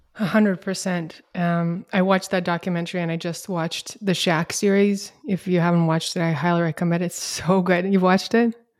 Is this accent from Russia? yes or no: yes; Russia; moved away as an adult; also born or lived in Canberra, Australia; now in United States; We moved from Russia, where I'm originally from, to Canberra